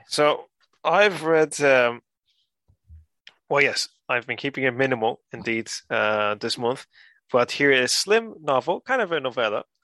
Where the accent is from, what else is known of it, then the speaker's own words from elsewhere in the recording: Gran Canaria, Canary Islands, Spain; moved away; also born or lived in Ireland; I was born in the Canaries and raised here uh, and, and in Ireland